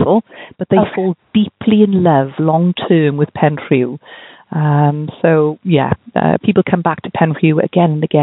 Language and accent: English; the valleys near Cardiff, Wales, United Kingdom; moved away as an adult; also born or lived in Pembrokeshire, Wales; now in St Davids, United Kingdom; I'm from a different part of Wales. I'm from the valleys near Cardiff.